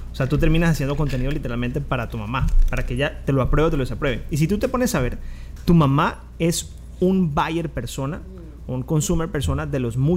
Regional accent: Valle del Cauca, Colombia; accent: caleño; Pero yo hablo caleño, ¿eh?

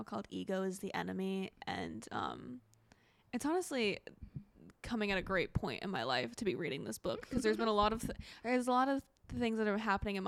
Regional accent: Broomfield, Colorado, United States; I am from a place called Broomfield, Colorado

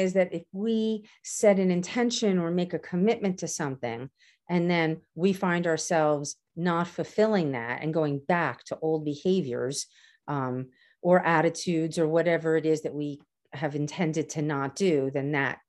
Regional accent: Canarsie, New York, United States; from Canarsie and I talk fast

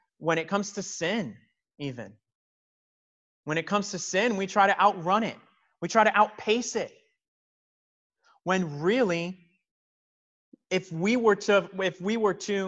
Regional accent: Miami, Florida, United States; taking field trips in elementary school growing up in Miami

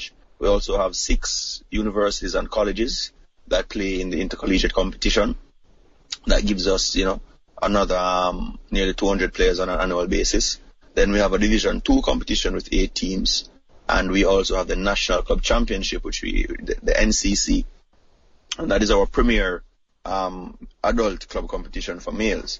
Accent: Saint Elizabeth, Jamaica; also born or lived in Kingston, Jamaica; I was born in the rural parts of Jamaica, a place called St. Elizabeth, where there was no such thing as rugby

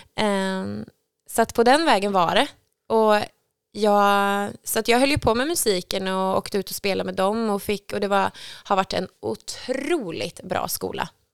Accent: Skövde, Västra Götaland, Sweden; Jag är uppväxt i Skövde

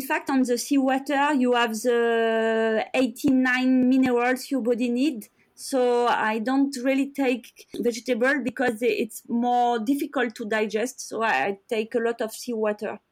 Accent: France; I grew up in France

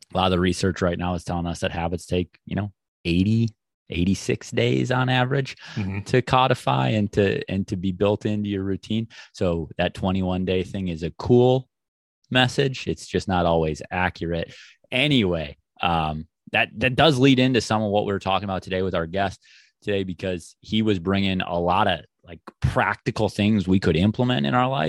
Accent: Mankato, Minnesota, United States; I'm from the Mankato area

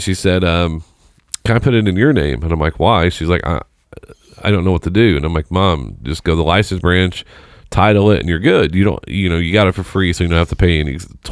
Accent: Seymour, United States; moved away; I moved away. I'm from Seymour, so it's about an hour south of here. I moved away in 2002

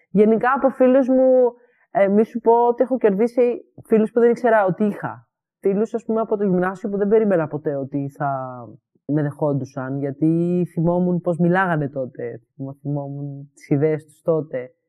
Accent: Greece; moved away; also born or lived in Edinburgh, United Kingdom; Όταν έφυγα από Ελλάδα, ε, αποστασιοποιήθηκα από όλη αυτή την κοινότητα, γιατί πλέον δεν ένιωθα ότι μου χρειάζεται στο Εδιμβούργο.

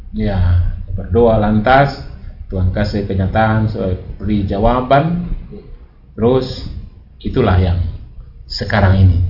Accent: Indonesia; moved away; di kampung saya di Binanga

